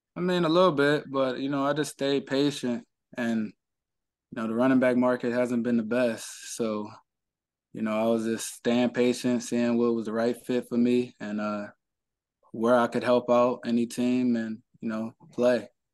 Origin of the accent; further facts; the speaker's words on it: Cleveland, Ohio, United States; I'm from Cleveland, born and raised